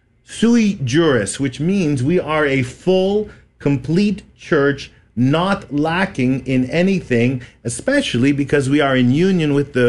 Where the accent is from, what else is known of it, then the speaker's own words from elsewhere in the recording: Montreal, Quebec, Canada; moved away as an adult; now in Texas, United States; Originally born and raised in Montreal, Canada.